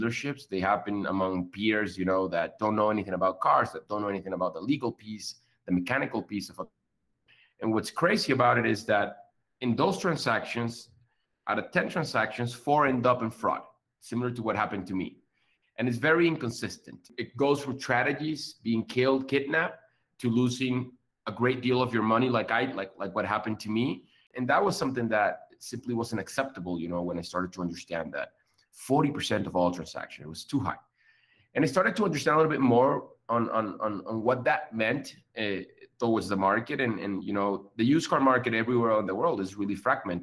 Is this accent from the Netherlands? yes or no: no; Venezuela; moved away as an adult; also born or lived in Colombia; now in Mexico City, Mexico; I'm from Venezuela